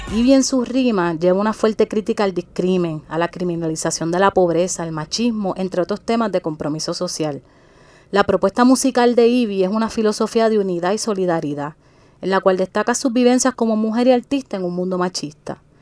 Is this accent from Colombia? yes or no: no; Guayama, Puerto Rico; yo soy de Guayama